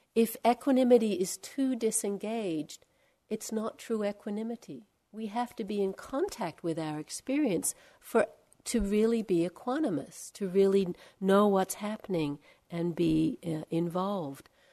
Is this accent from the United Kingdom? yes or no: no; Australia; also born or lived in India; now in California, United States; I'm from Australia, and we have very different birds there